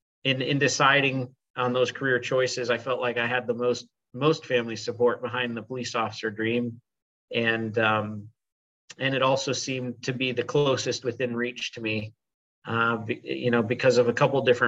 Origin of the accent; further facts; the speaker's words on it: Ames, Iowa, United States; moved away as an adult; now in Kansas City, United States; I went to high school in my hometown, which is Ames, Iowa